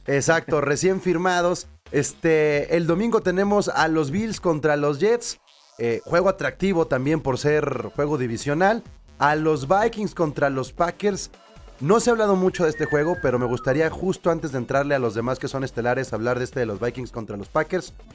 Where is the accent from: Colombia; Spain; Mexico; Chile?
Mexico; nosotros como mexicanos